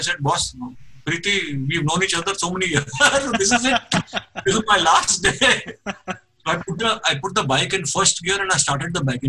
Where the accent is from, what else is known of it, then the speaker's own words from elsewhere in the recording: Mumbai, Maharashtra, India; I said, yes, I'm from Mumbai.